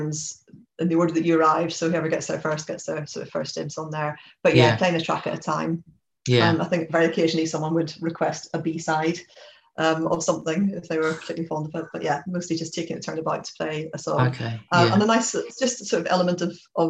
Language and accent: English; Belfast, Northern Ireland, United Kingdom; moved away as an adult; now in England; I grew up in Belfast, but came to go to university in England